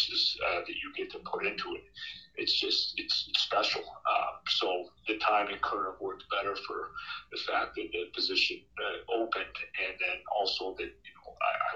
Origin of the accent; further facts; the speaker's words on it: Boston, Massachusetts, United States; I'm from the Boston area